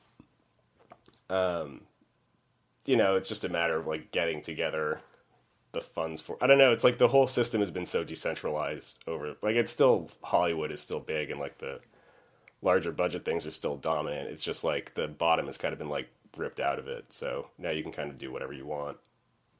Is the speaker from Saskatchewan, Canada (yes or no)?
no; Montreal, Quebec, Canada; moved away as an adult; now in United States; I'm from Montreal originally, so the education system there has like a pre-college called Cégep. And so when I got out of high school and I went to Cégep